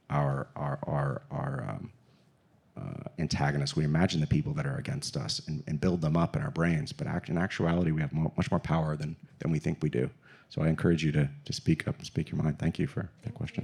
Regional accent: Texas, United States; I grew up in Texas and played high school football here

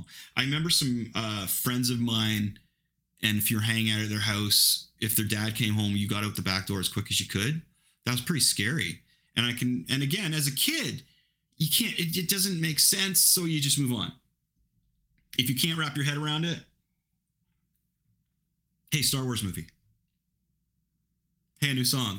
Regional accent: Ingersoll, Ontario, Canada; I grew up in Ingersoll

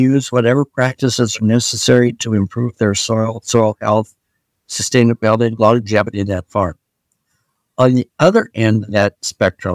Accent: Iowa, United States; I grew up in Iowa

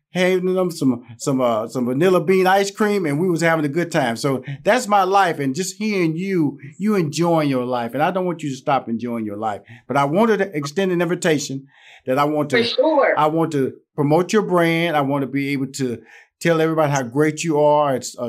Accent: Houston, Texas, United States; I'm from Houston, Texas. I'm country. So I'm country. Okay. You can tell I'm country.

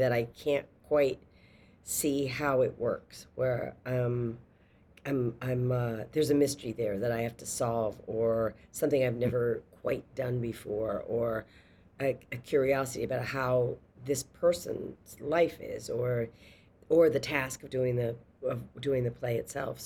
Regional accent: a small city in Massachusetts, United States; I'm from a small city in Massachusetts

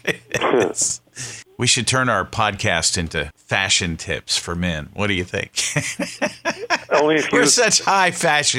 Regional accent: the South, United States; moved away; also born or lived in the North (US); I'm from the South. I need to get back in touch with my Southern roots.

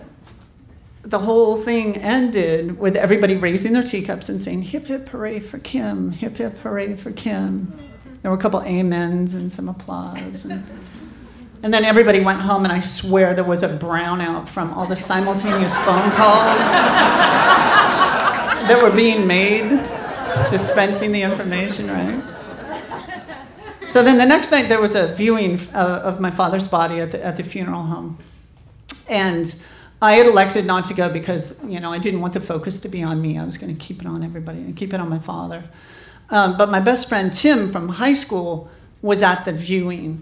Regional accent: Montana, United States; born or raised there; moved away as an adult; also born or lived in New York / San Francisco

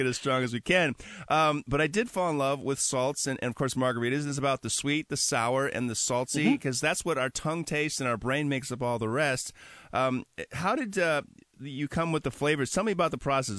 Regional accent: Wisconsin, United States; now in Seattle, United States; I'm from Wisconsin

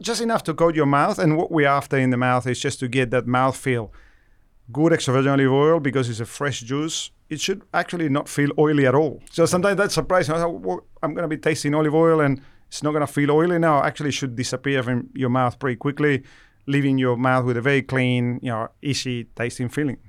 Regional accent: Argentina; moved away as an adult; now in Australia; I'm originally from Argentina, where I started working as a researcher with olives, you know, over, you know, twenty-five years ago, uh, and moved to Australia

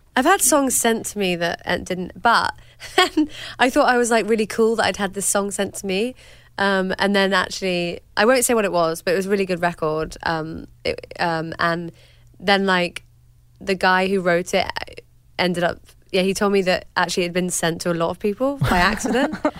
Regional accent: United Kingdom; I'm British

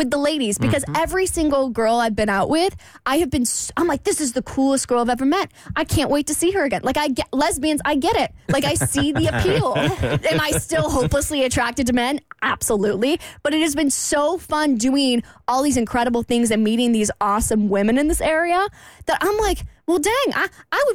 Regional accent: Jacksonville, Florida, United States; moved away as an adult; I come from Jacksonville. That's where I grew up.

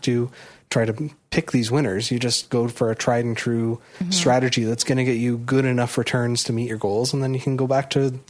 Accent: Toronto, Ontario, Canada; I was born and raised in Toronto, but my parents come from Prince Edward Island

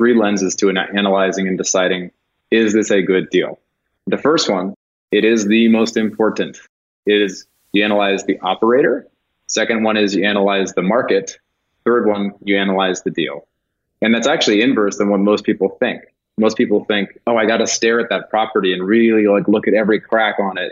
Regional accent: California, United States; moved away as an adult; also born or lived in Denver, Colorado; a Californian who's lived outside of California for many years

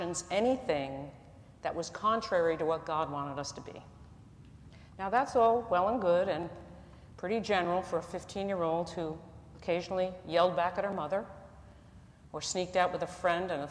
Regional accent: New Jersey, United States; I'm from New Jersey

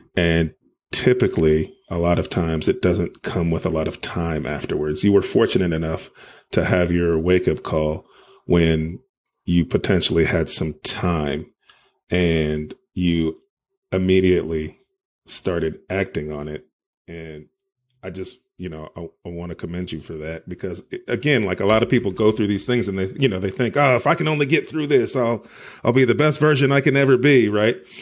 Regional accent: California, United States; now in Arkansas, United States; I was born and raised in California, so I'm very familiar with San Diego weather.

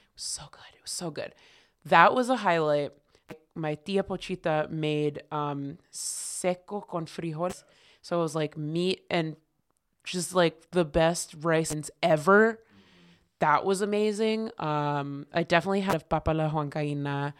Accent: Connecticut, United States; definitely grew up in Connecticut

